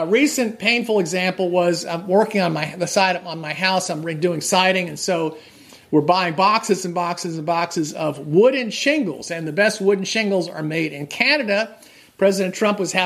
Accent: New Jersey, United States; now in Massachusetts, United States; I grew up in New Jersey

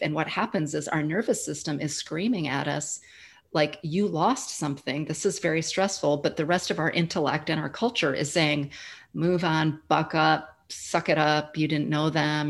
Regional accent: Midwest, United States; moved away as an adult; now in Austin, United States; I'm originally from the Midwest, but I've been calling Austin, Texas, home for the last seven years

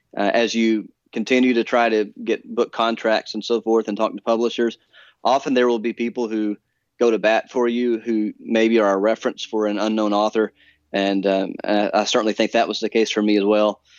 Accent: Alabama, United States; moved away as an adult; also born or lived in Edinburgh, Scotland; now in Philadelphia, United States; I grew up in Alabama

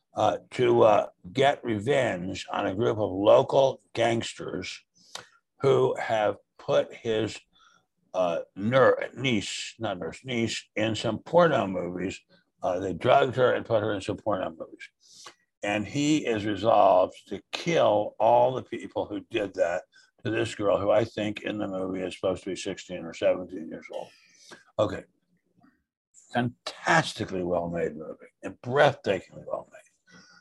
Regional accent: suburb of Washington, D.C., Maryland, United States; D.C. Well, Maryland, but suburb

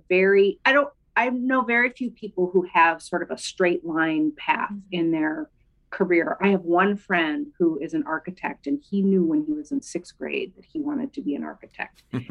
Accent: St. Paul, Minnesota, United States; also born or lived in Bellingham, Washington; I grew up in St. Paul, Minnesota, where I live today, where I've spent most of my life

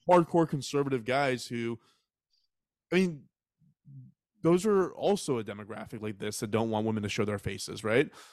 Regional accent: Texas, United States; I was raised in Texas

